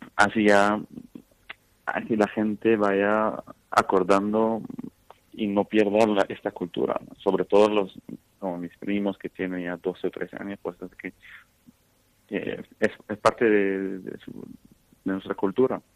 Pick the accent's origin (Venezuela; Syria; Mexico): Syria; Spanish is a second language; now in Valencia, Spain; yo soy sirio